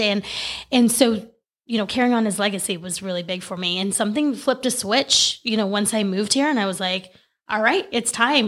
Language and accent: English; California, United States; moved away as an adult; also born or lived in Oregon; I grew up in California. We lived in Oregon for less than a year, came back to California